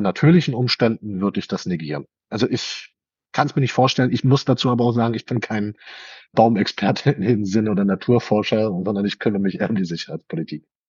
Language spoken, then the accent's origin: German; Germany; bei uns in Deutschland